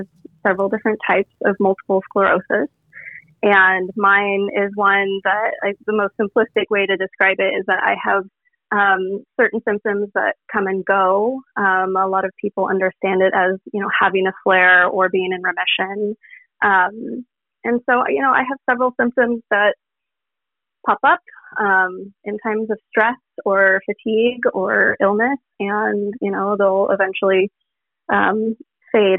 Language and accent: English; Portland, Oregon, United States; I'm from Portland, Oregon.